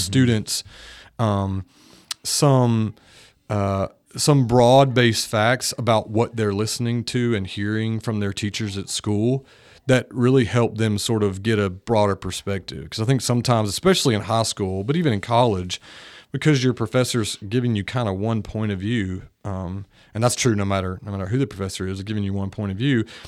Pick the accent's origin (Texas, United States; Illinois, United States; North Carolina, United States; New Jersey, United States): North Carolina, United States; Greenville; moved away as an adult; now in Nashville, United States; I pursued a, a degree in science at East Carolina University, which was in my hometown